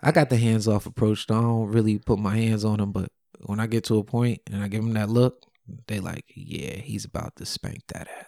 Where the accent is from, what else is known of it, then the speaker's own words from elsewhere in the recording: New York, United States; also born or lived in Simi Valley, California; I'm from New York